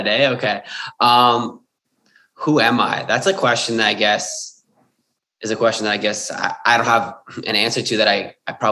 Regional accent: Sydney, New South Wales, Australia; and I was from Sydney um

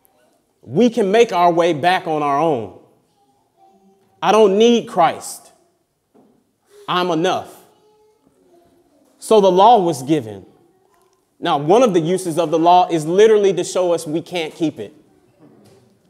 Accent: United States; moved away; I come from America.

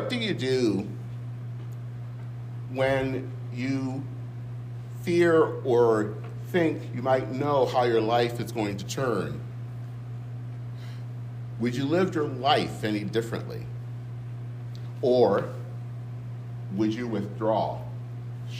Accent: Flint, Michigan, United States; moved away; my hometown in Flint

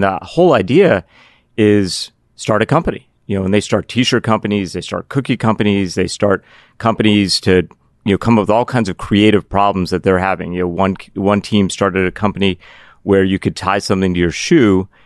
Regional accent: Pittsburgh, Pennsylvania, United States; also born or lived in Cardiff, Wales; my childhood, I grew up in Pittsburgh.

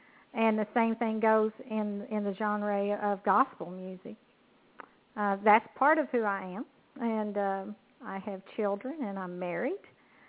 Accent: Kentucky, United States; I'm affiliated with CNC Music Group, and I'm from Kentucky, a country gal, so to speak.

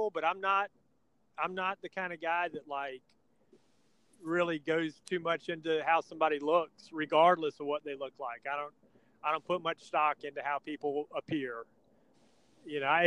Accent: Stone Mountain, Georgia, United States; When I was a kid growing up in Stone Mountain

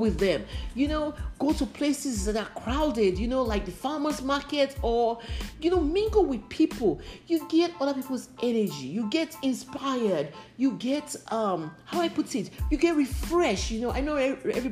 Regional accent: Nigeria; moved away as an adult; now in United States; I grew up in Nigeria.

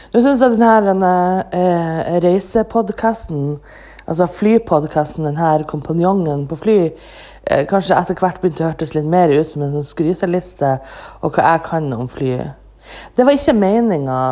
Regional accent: Andenes, Nordland, Norway; now in Bodø, Norway; mitt eget hjemsted, ANX, Andenes

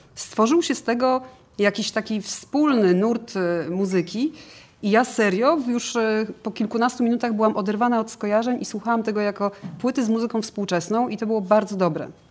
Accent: Warsaw, Masovian Voivodeship, Poland; z Warszawy, ale mama jest z Krakowa

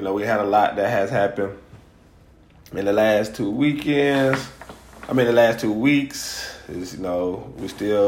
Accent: Greenville, Alabama, United States; now in Montgomery, United States; my hometown of Greenville

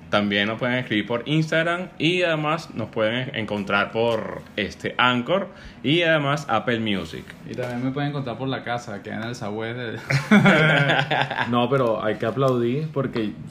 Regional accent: Caracas, Capital District, Venezuela; Este, soy caraqueño de puro corazón.

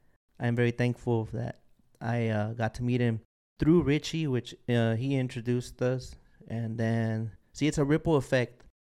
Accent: California, United States; I'm from California, Port of Long Beach, Port of LA.

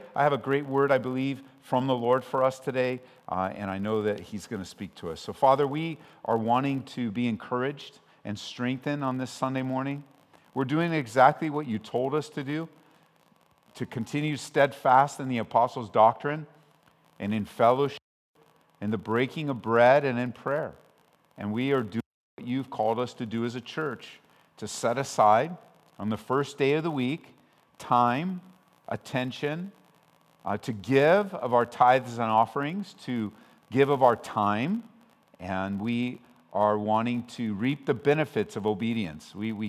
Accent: Aurora, Colorado, United States; We're from Aurora, Colorado, and I was in Oregon earlier in the week.

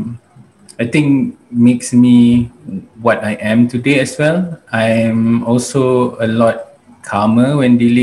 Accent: Malaysia; also born or lived in United States / United Kingdom; when I was 2 years old, I came back to Malaysia. And since then, I grew up here in Malaysia.

